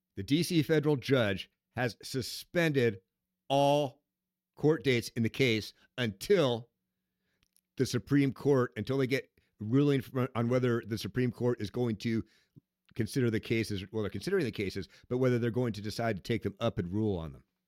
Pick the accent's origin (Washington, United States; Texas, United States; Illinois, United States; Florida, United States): Washington, United States; Seattle; your weirdness comes from Seattle, Washington, my hometown